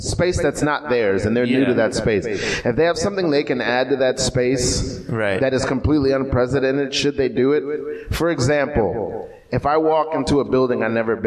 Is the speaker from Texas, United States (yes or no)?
no; New York City, New York, United States; I grew up in New York City